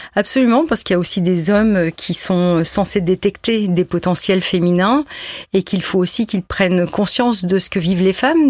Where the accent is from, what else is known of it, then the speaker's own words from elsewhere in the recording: Lille, Hauts-de-France, France; moi qui suis nordiste.